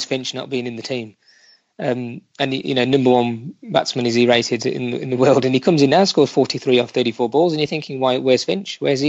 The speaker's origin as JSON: {"language": "English", "country": "United Kingdom", "said": "I consider myself to be like a British Indian"}